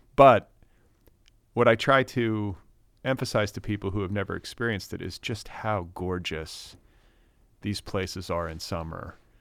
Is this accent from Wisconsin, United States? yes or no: yes; Milwaukee, Wisconsin, United States; moved away as an adult; now in California, United States; I grew up in the States. I, I was born in Milwaukee, up in Wisconsin